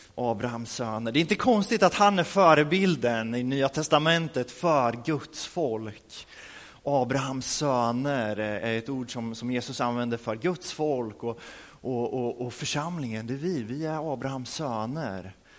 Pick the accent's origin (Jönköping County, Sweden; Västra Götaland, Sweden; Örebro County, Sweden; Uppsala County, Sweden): Örebro County, Sweden; Örebro; moved away; vi hade en alfakurs i Örebro där vi kommer ifrån